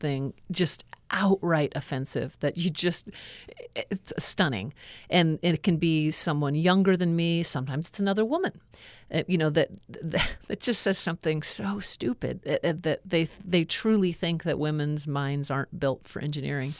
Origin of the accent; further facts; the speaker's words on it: Alaska, United States; growing up in Alaska